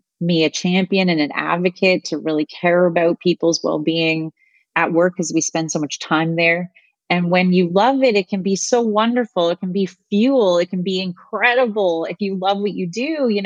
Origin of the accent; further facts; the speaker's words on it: Canada; moved away as an adult; also born or lived in London, Ontario; now in United States; I'm Canadian